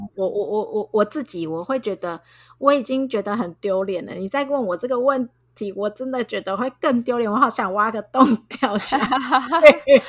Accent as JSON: {"language": "Chinese", "country": "Taiwan", "said": "我们台湾人"}